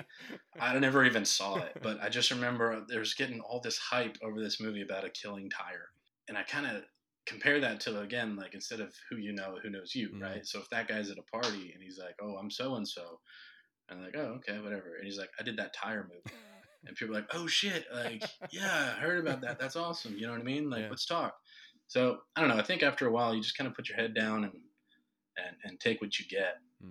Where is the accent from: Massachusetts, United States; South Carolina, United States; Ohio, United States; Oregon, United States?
Ohio, United States; now in North Carolina, United States; I'm from Ohio